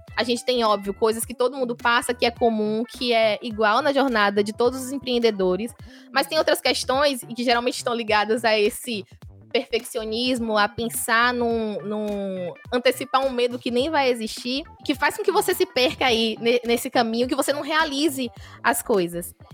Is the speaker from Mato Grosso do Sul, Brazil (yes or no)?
no; Feira de Santana, Bahia, Brazil; Sou natural de Feira de Santana, sou baiana